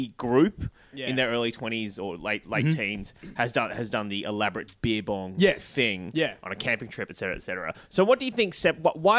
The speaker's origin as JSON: {"language": "English", "area": "the Shire", "region": "New South Wales", "country": "Australia", "tie": "born or raised there", "said": "I grew up in the Shire."}